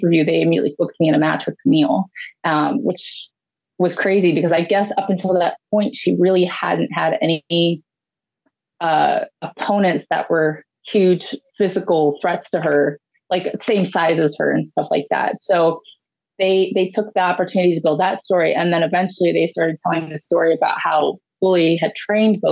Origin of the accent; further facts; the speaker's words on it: Ohio, United States; my home state of Ohio